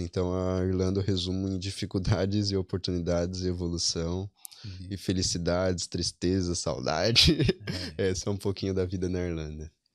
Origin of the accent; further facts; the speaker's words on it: São Paulo, Brazil; moved away as an adult; now in Ireland; Eu sou da, da Zona Norte, do Vila Carolina, o bairro especificamente.